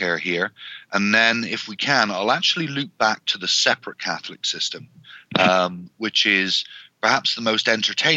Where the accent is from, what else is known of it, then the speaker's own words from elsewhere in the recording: Canada; also born or lived in near Edmonton, Alberta; as a Canadian